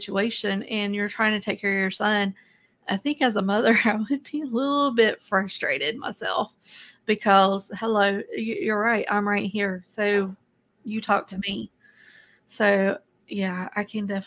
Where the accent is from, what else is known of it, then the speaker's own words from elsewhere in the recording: the South, United States; I was raised in the South in the United States